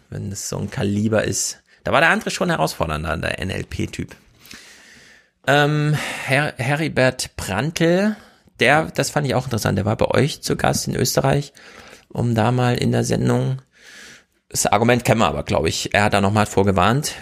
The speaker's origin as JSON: {"language": "German", "region": "Thuringia", "country": "Germany", "tie": "born or raised there", "moved": "yes", "lives_now": "Hesse, Germany", "said": "Thüringen telefoniert, meiner Heimat"}